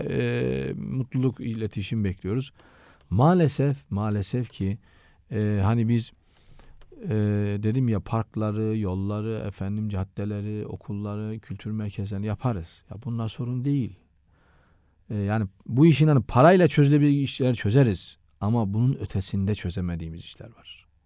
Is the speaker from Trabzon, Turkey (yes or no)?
yes; Şalpazarı, Trabzon, Turkey; moved away as an adult; also born or lived in Vakfıkebir / Istanbul; Ben aslen Şalpazarlıyım.